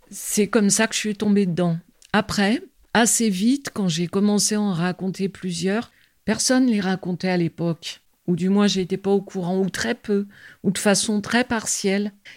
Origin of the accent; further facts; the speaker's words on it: Vizille, Auvergne-Rhône-Alpes, France; also born or lived in Lyon; je suis pas née en Dauphiné, je suis née à Lyon. Quand je suis arrivée, j'avais 5 ans, aux alentours de Visil